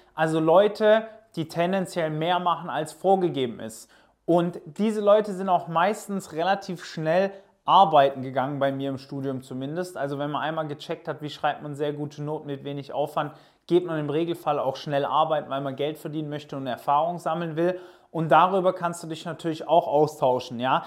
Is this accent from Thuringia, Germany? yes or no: no; near Stuttgart, Baden-Württemberg, Germany; also born or lived in Pforzheim / Portugal; Ich komme aus der Nähe von Stuttgart.